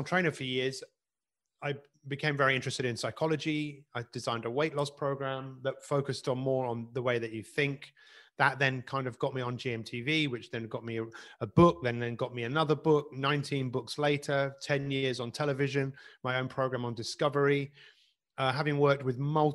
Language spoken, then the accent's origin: English; London, United Kingdom; I grew up in Northwest London